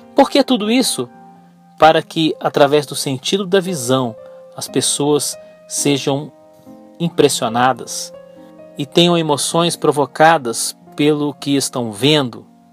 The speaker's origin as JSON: {"language": "Portuguese", "country": "Brazil", "said": "eu sou brasileiro"}